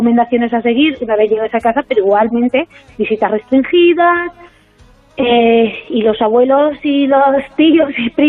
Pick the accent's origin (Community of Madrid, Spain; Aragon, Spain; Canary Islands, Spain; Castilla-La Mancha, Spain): Aragon, Spain; Tarazona; como soy concejal en mi pueblo, en Tarazona